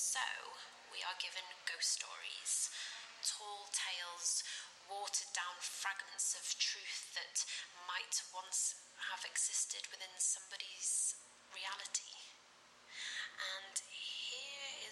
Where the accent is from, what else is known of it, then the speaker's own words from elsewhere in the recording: Crosby, North West England, United Kingdom; I was born in 1992 and I come from Crosby.